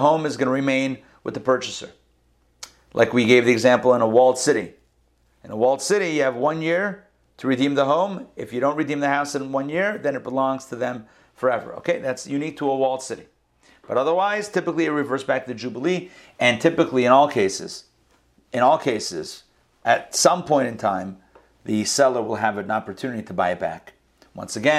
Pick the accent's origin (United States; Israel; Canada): Israel; moved away; I was born in Israel.